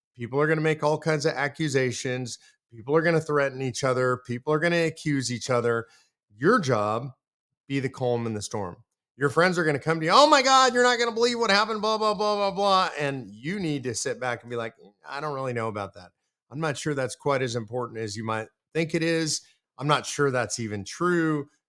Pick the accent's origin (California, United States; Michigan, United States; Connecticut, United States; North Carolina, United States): California, United States; we're moving it from California, my old home state, to the great state of Texas.